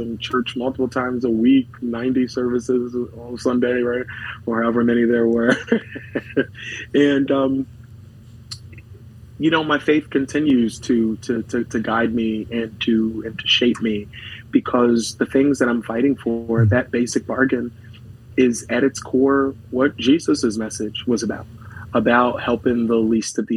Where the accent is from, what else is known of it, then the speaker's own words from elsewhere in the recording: Philadelphia, Pennsylvania, United States; third generation to North Philadelphia. Really, grateful now as a state representative to be able to represent the neighborhood that I was born and raised